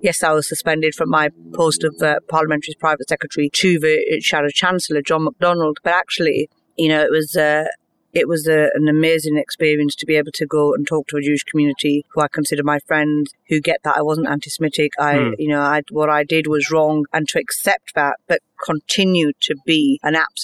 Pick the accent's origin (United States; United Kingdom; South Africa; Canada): United Kingdom; I'm quite British.